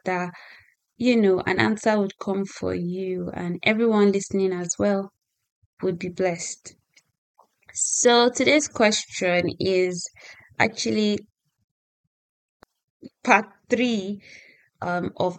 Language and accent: English; Nigeria; moved away as an adult; now in United Kingdom; I'm a Nigerian lady who moved to the UK some time ago.